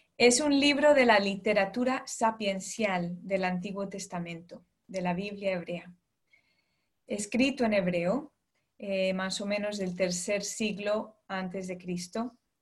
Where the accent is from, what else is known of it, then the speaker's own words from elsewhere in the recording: United States; moved away as an adult; now in London, United Kingdom; yo nací, crecí en Estados Unidos, ¿no? de padres colombianos, eh, pero desde hace ya 12 años estoy fuera de, de Estados Unidos